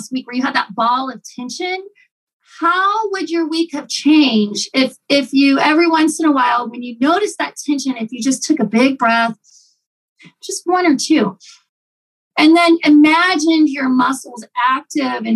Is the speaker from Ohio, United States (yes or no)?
yes; Ohio, United States; moved away; My husband and I grew up in Ohio